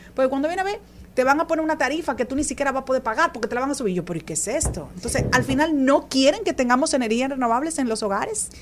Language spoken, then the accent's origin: Spanish; Dominican Republic; nosotros como dominicanos